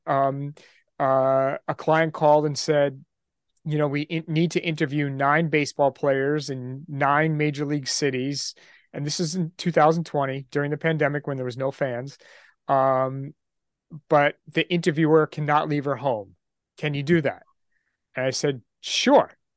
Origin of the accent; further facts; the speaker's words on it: just outside New York City, United States; I'm from New York, uh, just outside New York City